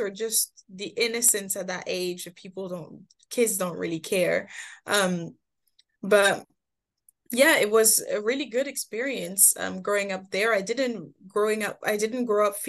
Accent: Moult, Normandy, France; also born or lived in Paris; I moved to Normandy when I was just below 10, I want to say, moved to Normandy when my parents got separated. And so then I did most of my growing up in Normandy

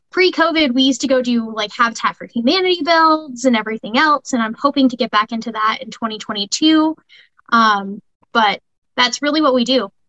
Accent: California, United States; also born or lived in Spokane, United States; my dad was a Marine, served in the Marine Corps for 24 years, so I grew up down there moved around quite a bit. California was always the home base.

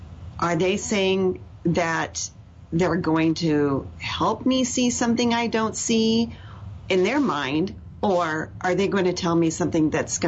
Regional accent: Gig Harbor, Washington, United States; Oh, I'm from Gig Harbor, Washington.

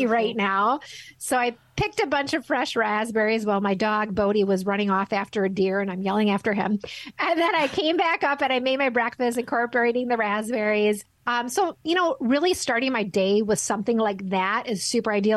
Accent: Midwest, United States; I'm from the Midwest in the in the states

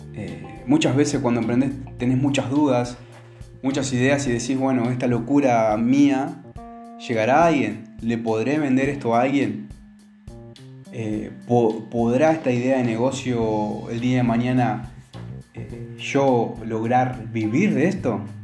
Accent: Argentina; aquí en Argentina, sobre todo, y en mi pueblo

